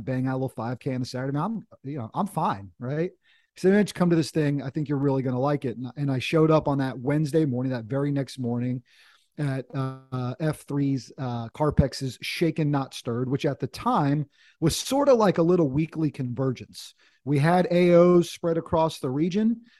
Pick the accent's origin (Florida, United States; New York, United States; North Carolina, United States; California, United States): North Carolina, United States; My dad was in the Air Force when we were kids, but sort of grew up in North Carolina, went to college down here, and had a chance to to kind of come home in, in a sense.